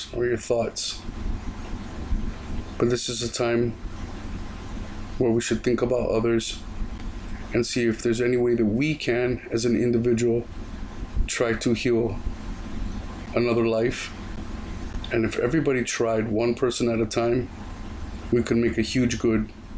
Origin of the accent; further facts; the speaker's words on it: Oahu, Hawaii, United States; my home island